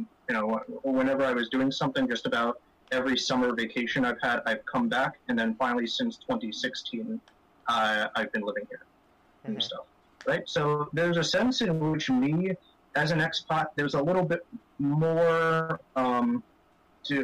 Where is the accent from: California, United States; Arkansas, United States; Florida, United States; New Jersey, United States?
New Jersey, United States; Clifton; moved away as an adult; also born or lived in Huánuco, Peru; now in Callao, Peru; I was raised in North Jersey in the city of Clifton